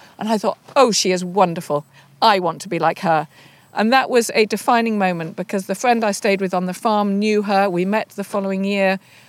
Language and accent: English; Denham, South East England, United Kingdom; I was brought up in Denham Village, only 20 miles from the centre of London, but very rural.